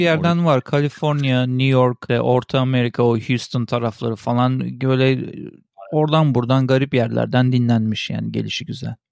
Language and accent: Turkish; Switzerland; moved away; also born or lived in Turkey; küçüklüğümden beri ben biliyorsun İsviçre'de doğup büyüdüm. Orada Almanca öğrendim.